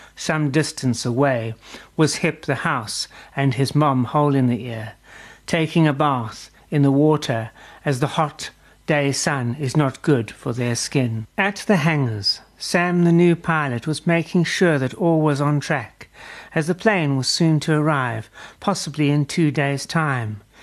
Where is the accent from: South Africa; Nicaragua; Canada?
South Africa; as a South African